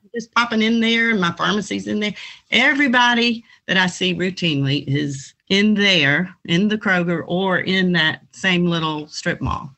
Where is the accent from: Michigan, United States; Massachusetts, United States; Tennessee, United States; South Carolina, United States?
South Carolina, United States; moved away; I grew up in South Carolina.